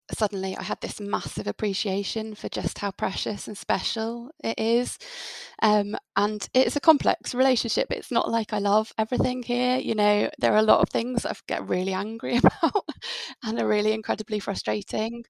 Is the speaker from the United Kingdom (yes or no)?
yes; United Kingdom; now in Devon, United Kingdom; As British people